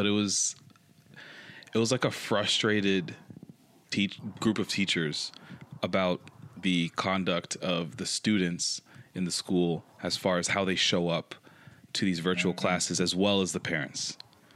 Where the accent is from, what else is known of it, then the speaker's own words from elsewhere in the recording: Toronto, Ontario, Canada; now in Richmond Hill, Canada; I was born in Toronto, and I was raised both places